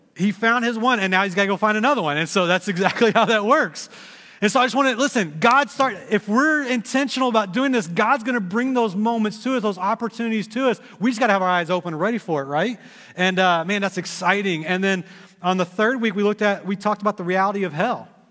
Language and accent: English; Texas, United States; now in Dayton, United States; I grew up in Texas